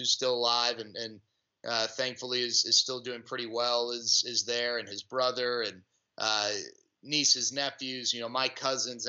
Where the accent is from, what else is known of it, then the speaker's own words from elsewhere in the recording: Dallas, Texas, United States; I was born in Dallas. I'm the only one in my family born in Dallas, though